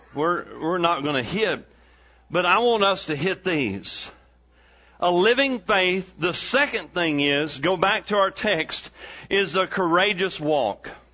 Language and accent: English; East Texas, United States; we're from East Texas